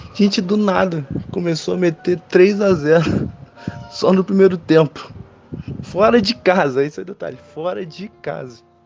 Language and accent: Portuguese; Rio de Janeiro, Brazil; moro no Rio de Janeiro, sou carioca da Gema